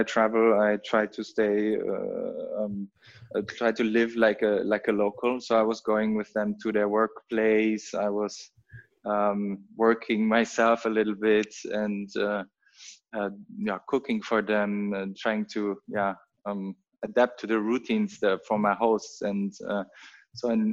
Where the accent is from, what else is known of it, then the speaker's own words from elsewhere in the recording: North Rhine-Westphalia, Germany; English is a second language; now in Berlin, Germany; I'm born and raised in Germany, actually very close to the Dutch border, in North Rhine-Westphalia, very small town.